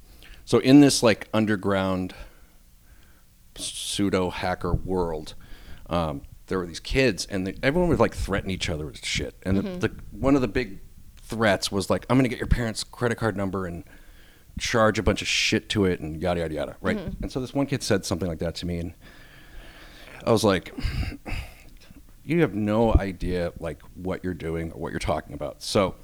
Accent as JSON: {"language": "English", "town": "Natick", "region": "Massachusetts", "country": "United States", "tie": "born or raised there", "said": "In Natick, Massachusetts."}